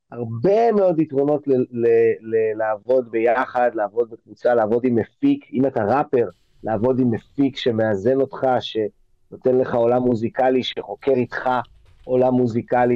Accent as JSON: {"language": "Hebrew", "town": "Tel Aviv", "region": "Tel Aviv District", "country": "Israel", "tie": "born or raised there", "also_born_or_lived": "Los Angeles", "said": "אני כתל אביבי, אה, אה, שנולדתי בתל אביב, אז יש גם כל מיני אנשים שהיו איתי מהיסודי עד התיכון"}